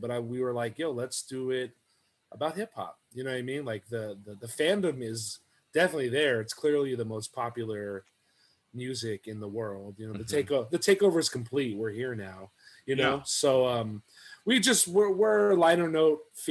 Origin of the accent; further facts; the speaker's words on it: West Coast, United States; I'm from the West Coast